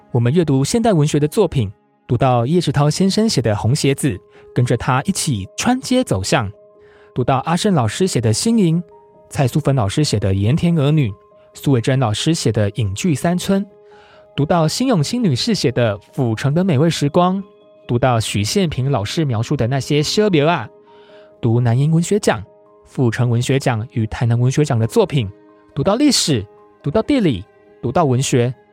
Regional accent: Tainan, Taiwan; 其实我也一并回顾了自己从小在台南成长的记忆。我的文学养成与台南密不可分，住在旧制的台南县的大内乡。那是一个靠近山区的聚落，一个务农为主而相对朴实的世界。我来自一个大家族，走到哪里，处处都是亲戚，处处都是故事

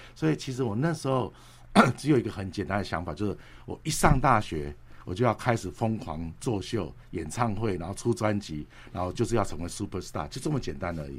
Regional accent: Taipei, Taiwan; now in United States; 台北台，土生土长

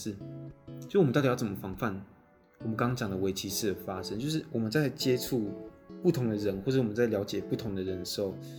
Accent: Taiwan; 哎，原住民怎么会考上政大？我是从这个地方出生出来的，然后我也是这个族群的那个一份子，我是这个脉络里面的人，我怎么会考上政大？

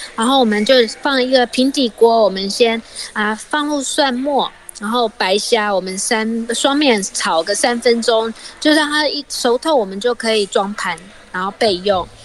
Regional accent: Tainan, Taiwan; 我是台南人嘛，所以我爸爸妈妈从小就是觉得，哎，我们什么，吃什么东西要沾什么酱，然后嗯。吃什么东西要沾什么调味料，所以我从小就是这样子的一个环境长大的

